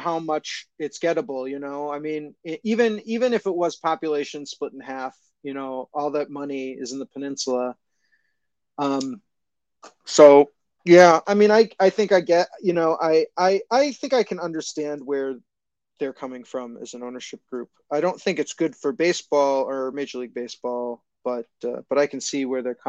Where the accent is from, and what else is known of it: Chicago, Illinois, United States; born or raised there